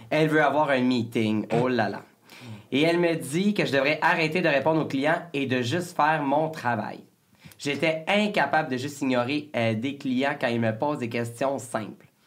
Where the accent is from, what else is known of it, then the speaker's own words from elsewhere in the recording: Lanaudière, Quebec, Canada; on vient tous de, de la Naudière